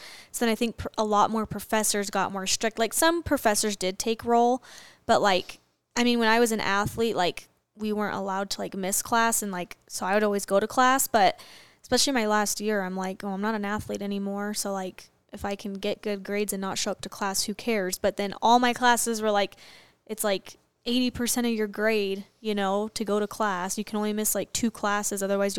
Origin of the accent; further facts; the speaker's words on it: Arizona, United States; I'm from Arizona, so